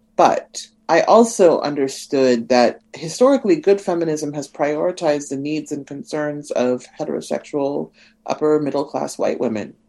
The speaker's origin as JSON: {"language": "English", "region": "Nebraska", "country": "United States", "tie": "born or raised there", "said": "I'm from Nebraska"}